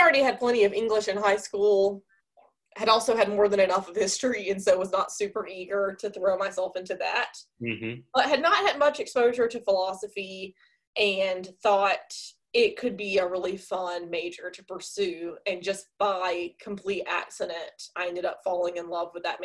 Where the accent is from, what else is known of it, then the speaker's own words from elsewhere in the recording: Sneads, Florida, United States; also born or lived in Texas; we ended up relocating when I was about four to my dad's hometown of Sneeds, Florida. So that's where I grew up